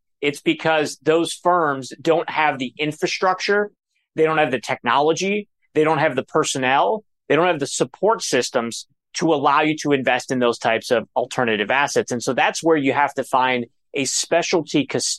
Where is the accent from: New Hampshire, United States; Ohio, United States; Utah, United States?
Ohio, United States; Cleveland; I'm from Cleveland, Ohio